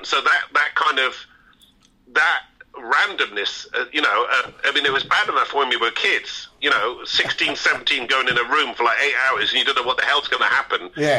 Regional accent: Bristol, South West England, United Kingdom; growing up in Bristol

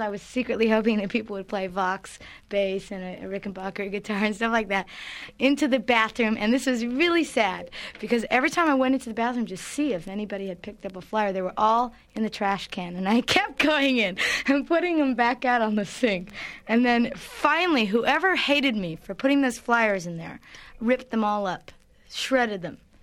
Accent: Los Angeles, California, United States; I grew up in Brentwood

